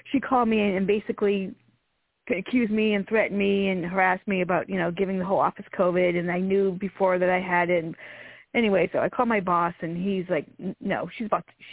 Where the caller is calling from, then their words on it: Virginia, United States; Virginia, Virginia.